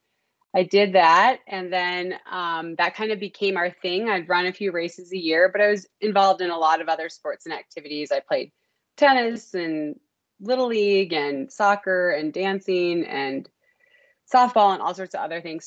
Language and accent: English; Minnesota, United States; I grew up in Minnesota